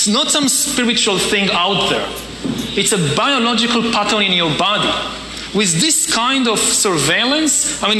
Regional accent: Wilmington, Delaware, United States; Uh, I'm from Wilmington, Delaware.

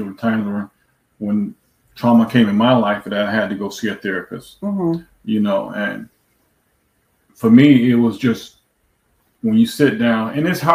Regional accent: New York, United States; moved away as an adult; also born or lived in Florida; now in Texas, United States; we moved from New York, where we've been our whole lives, to move to Florida, and then from Florida to Texas

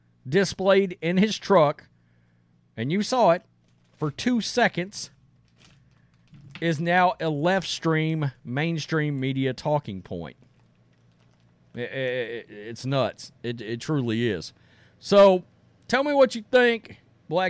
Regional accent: East Texas, United States; as a Texan and as a country boy from East Texas.

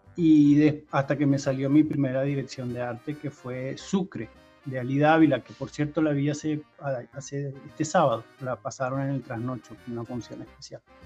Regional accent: Barcelona, Catalonia, Spain; moved away as an adult; also born or lived in Montevideo, Uruguay / Brazil; now in Caracas, Venezuela; yo crecí, digamos, en Barcelona, España desde los cinco años más o menos

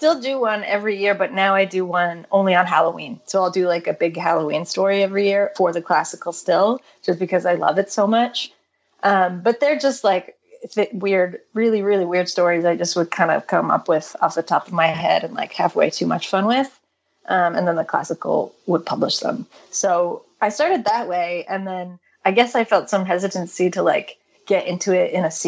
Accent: Canada; growing up in Canada

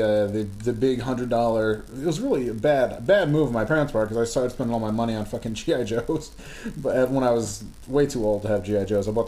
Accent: Glens Falls, New York, United States; I was born in Glens Falls Hospital

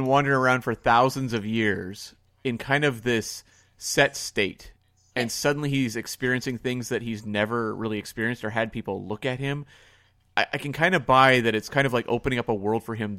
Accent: Canada; As a Canadian

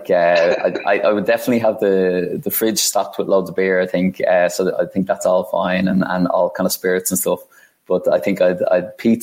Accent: Ireland; moved away as an adult; also born or lived in Dublin, Ireland / London, United Kingdom; Being Irish

